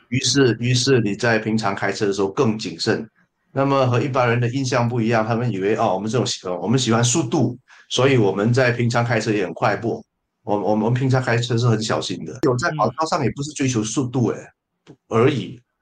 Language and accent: Chinese; Malaysia; 我是马来西亚的作家，呃，诗人